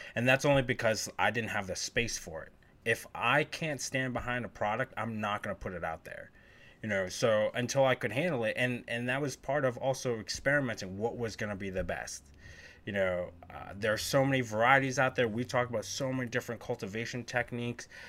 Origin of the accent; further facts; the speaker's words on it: Northeast, United States; growing up in the Northeast